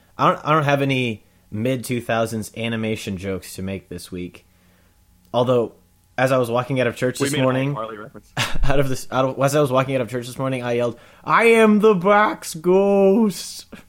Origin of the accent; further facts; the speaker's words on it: Olathe, Kansas, United States; my hometown of Olathe, Kansas